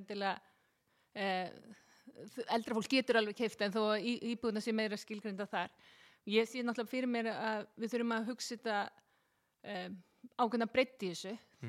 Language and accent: Icelandic; Seltjarnarnes, Capital Region, Iceland; Ég er alveg upp á Seltíðanesi